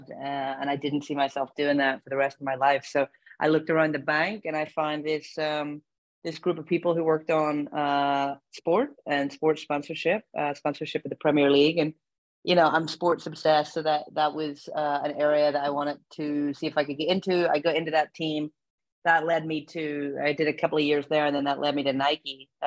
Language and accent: English; Belfast, Northern Ireland, United Kingdom; moved away as an adult; also born or lived in England; now in Oregon, United States; I'm born and bred in Belfast in Northern Ireland. Um, you can probably hear it in my accent. Uh, I went to university in England